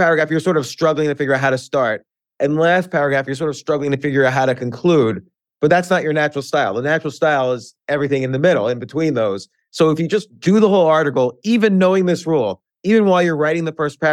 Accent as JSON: {"language": "English", "town": "North Brunswick", "region": "New Jersey", "country": "United States", "tie": "born or raised there", "said": "I grew up in New Jersey."}